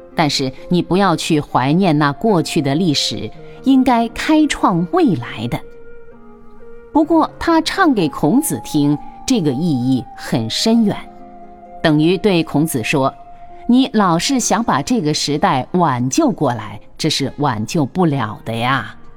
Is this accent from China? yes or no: yes; China; 他们所画的祖师爷都是我们中国人